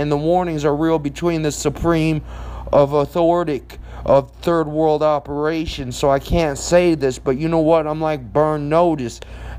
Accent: Bethesda, Maryland, United States; born there; also born or lived in Florida; Nobody knows that when I lived in Florida, I was born in Bethesda. I used to live in Lake Worth

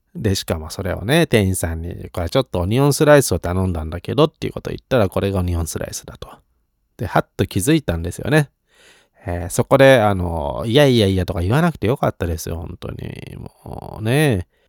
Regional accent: Yokohama, Kanagawa, Japan; 横浜生まれ育ち

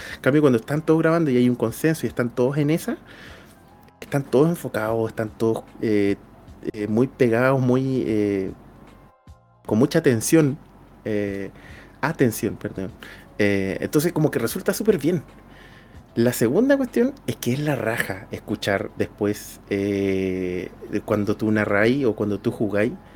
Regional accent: Puerto Montt, Los Lagos, Chile; accent: cantadito; moved away; yo hablo cantadito. Pues, yo soy del sur de, Chile, yo soy de Puerto Montt

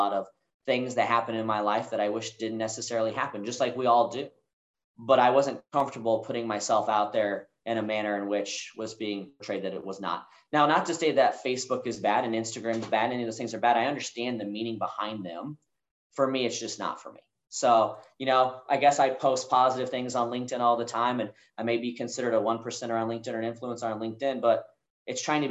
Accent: Kansas City, United States; moved away as an adult; also born or lived in Denver, Colorado; now in Dallas-Fort Worth, United States; So I moved away from Kansas City. You know, that's where I went to high school. I consider that to be home.

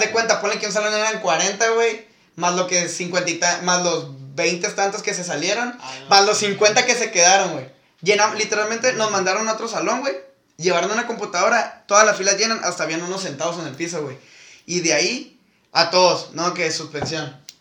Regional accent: Mexico; soy pinche taco

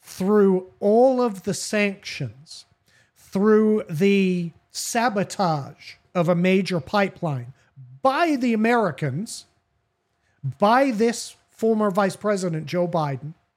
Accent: United Kingdom; me as a British guy.

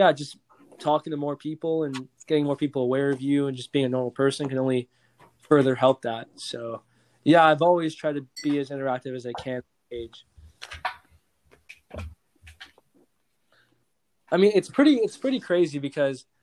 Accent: California, United States; I am not like the typical Californian either

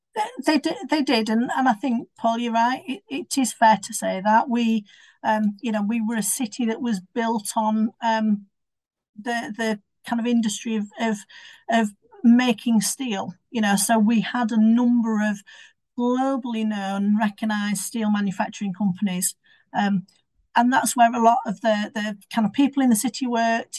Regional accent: Sheffield, Yorkshire and the Humber, United Kingdom; I'm born and bred in Sheffield

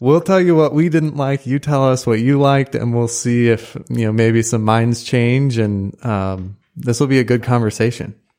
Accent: St. Louis, Missouri, United States; moved away as an adult; now in College Station, United States; I'm from Saint Louis and went to college up there

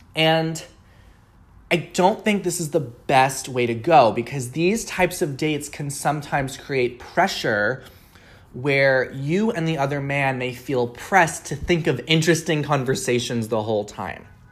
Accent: Long Island, New York, United States; now in Seattle, United States; I live in Seattle, but I grew up on Long Island, New York

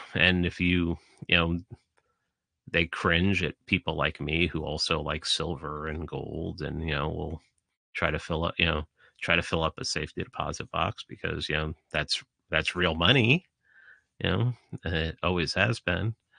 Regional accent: New York City, New York, United States; when I was growing up in the Bronx

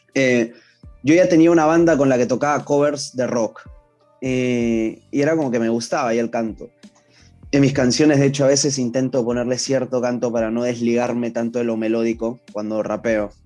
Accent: Ventanilla, Callao, Peru; nací en el Callao, para ser exactos, nací en Ventanilla

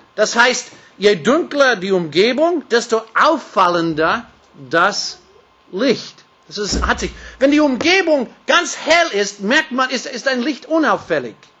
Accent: United States; German is a second language; now in Austria; Das ist etwas leichter für mich als Amerikaner.

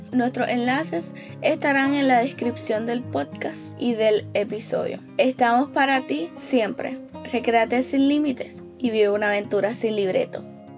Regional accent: Puerto Rico; soy puertorriqueña

